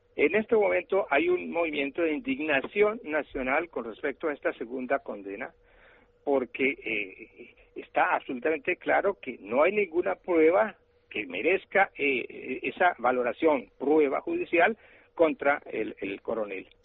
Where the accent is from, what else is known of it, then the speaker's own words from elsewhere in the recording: Colombia; lo que está pasando en mi país